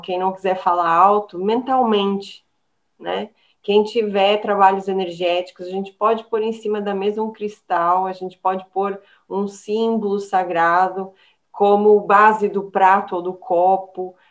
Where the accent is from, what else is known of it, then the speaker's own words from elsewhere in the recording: São Paulo, Brazil; now in Portugal; eu venho de São Paulo, é uma, uma terra muito do churrasco